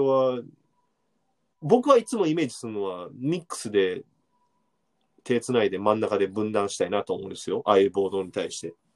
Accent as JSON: {"language": "Japanese", "town": "Amagasaki", "region": "Hyogo", "country": "Japan", "tie": "born or raised there", "said": "尼崎、兵庫県の尼崎出身なんですけど"}